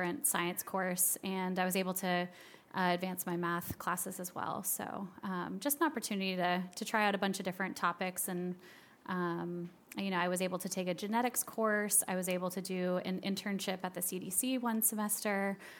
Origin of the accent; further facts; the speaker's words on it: Marietta, Georgia, United States; also born or lived in Boston; I was born in Boston, Massachusetts, and then spent most of my formative years in Marietta, Georgia. And that's actually where I grew up